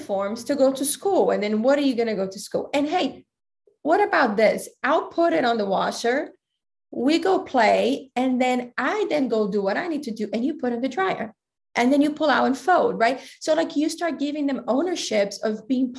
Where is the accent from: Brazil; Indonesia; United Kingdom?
Brazil; also born or lived in Greece / Thailand; now in United States; I grew up in Brazil